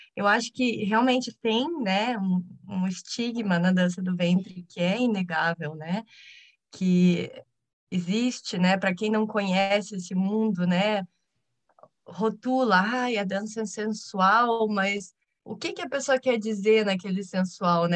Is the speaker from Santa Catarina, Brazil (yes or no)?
no; Curitiba, Paraná, Brazil; eu sou de Curitiba